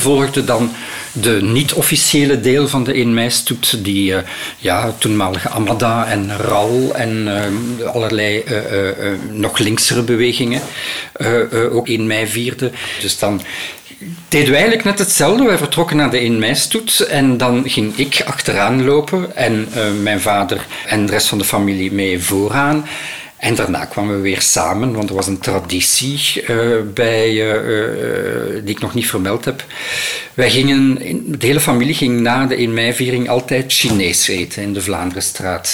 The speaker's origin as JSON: {"language": "Dutch", "town": "Ghent", "region": "Flanders", "country": "Belgium", "tie": "born or raised there", "also_born_or_lived": "Brussels", "said": "ik heb een deel van mijn jeugd in, ehm, Gento gebracht"}